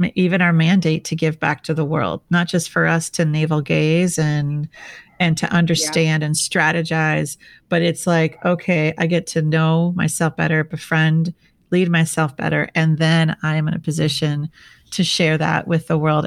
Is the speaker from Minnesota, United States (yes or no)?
yes; Minnesota, United States; now in San Diego, United States; I'm from Minnesota